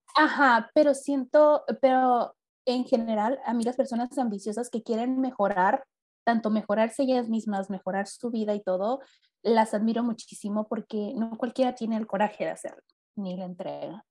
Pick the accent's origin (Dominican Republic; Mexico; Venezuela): Mexico; Mexicali, Baja California; first language Spanish; aquí en Mexicali, en mi ciudad natal